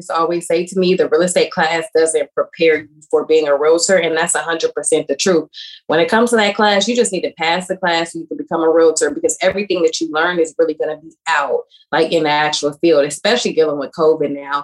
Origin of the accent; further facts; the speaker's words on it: Durham, North Carolina, United States; moved away as an adult; now in Charlotte, United States; I live in Charlotte, North Carolina. I'm originally from Durham. We also call it Bull City. That's how you know you're a Durham native